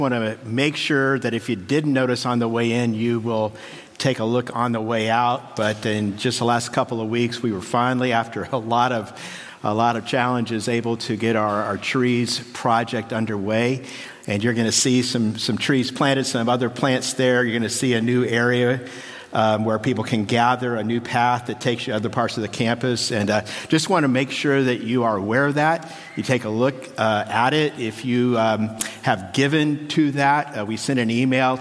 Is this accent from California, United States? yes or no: yes; California, United States; we're from California. We have real mountains here